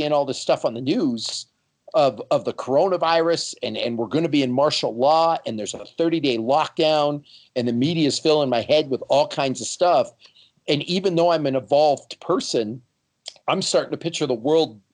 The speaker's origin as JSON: {"language": "English", "country": "Canada", "moved": "yes", "lives_now": "United States", "said": "I'm from Canada, the land of gun control."}